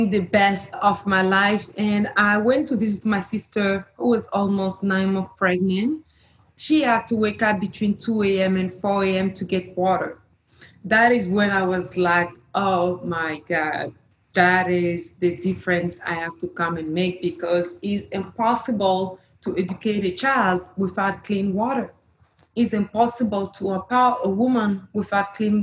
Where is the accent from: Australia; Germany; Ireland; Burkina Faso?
Burkina Faso; moved away; I'm originally from Burkina Faso, and as a young girl, I used to walk 3 hours to fetch water with my grandmother